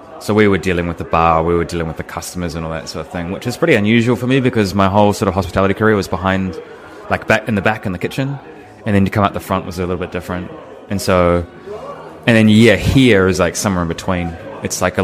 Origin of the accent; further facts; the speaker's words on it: Nelson, New Zealand; moved away as an adult; also born or lived in Wellington / Australia / Queensland; My hometown. Right. So this is in Nelson